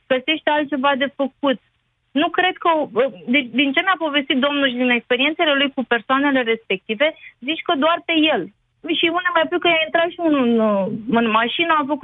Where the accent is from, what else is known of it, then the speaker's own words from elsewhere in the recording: Romania; eu sunt român, eu sunt româncă, deci n-am nicio problemă.